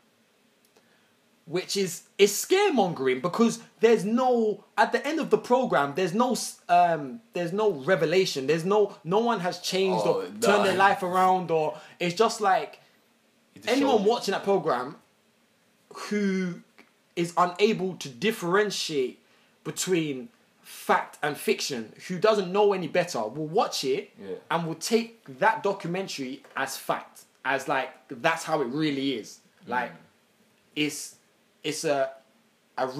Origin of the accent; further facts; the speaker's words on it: London, United Kingdom; I grew up in an area where at that moment in time, growing up in Tottenham, there was knife crime was very prevalent